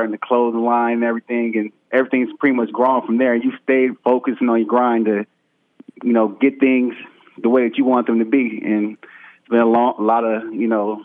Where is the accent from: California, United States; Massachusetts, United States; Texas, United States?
California, United States; Vallejo; now in Atlanta, United States; I'm currently in Atlanta, Georgia. I'm from Vallejo, California also